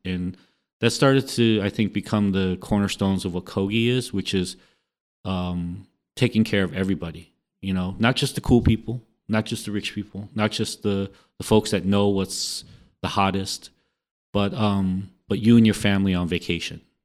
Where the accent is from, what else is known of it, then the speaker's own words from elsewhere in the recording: Los Angeles, California, United States; I also represent an area in Los Angeles on one hundred third Street and Grape in the Jordan Downs housing project